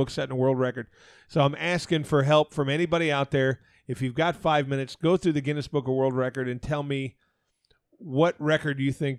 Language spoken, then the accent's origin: English; Arizona, United States; My whole life growing up in Arizona, we got snowflakes one time in my life.